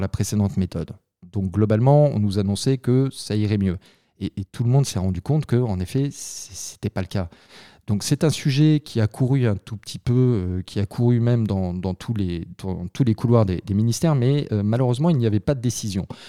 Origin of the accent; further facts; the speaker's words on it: France; on est français, on est quand même assez latin